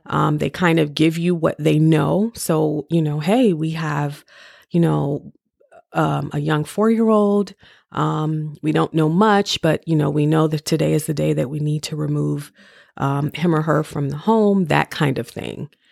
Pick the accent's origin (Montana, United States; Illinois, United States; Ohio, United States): Ohio, United States; Cleveland; moved away as an adult; now in Maryland, United States; I'm from Cleveland, Ohio